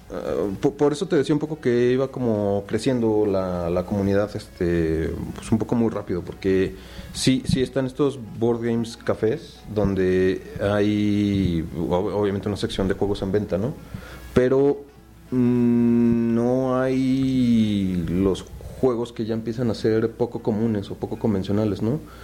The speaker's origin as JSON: {"language": "Spanish", "region": "Puebla", "country": "Mexico", "tie": "born or raised there", "also_born_or_lived": "Tabasco", "said": "soy nací en Tabasco y pues, llevo toda mi vida en Puebla, entonces virtualmente soy poblano"}